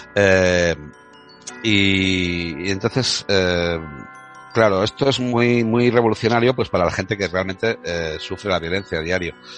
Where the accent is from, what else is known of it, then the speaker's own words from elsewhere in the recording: Córdoba, Andalusia, Spain; moved away; also born or lived in Catalonia; yo soy catalán de Córdoba, ya te expliqué. Entonces, mm, mi carácter andaluz